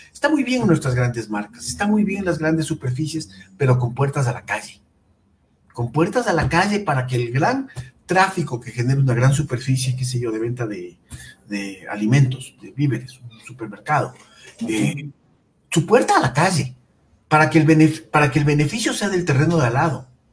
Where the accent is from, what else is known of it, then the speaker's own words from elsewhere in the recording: Quito, Pichincha, Ecuador; el patrimonio industrial de nuestra ciudad es escaso